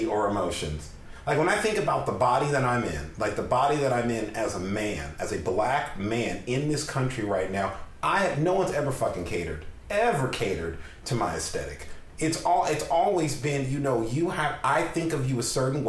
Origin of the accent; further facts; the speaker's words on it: San Francisco Bay Area, California, United States; I grew up in the San Francisco Bay Area.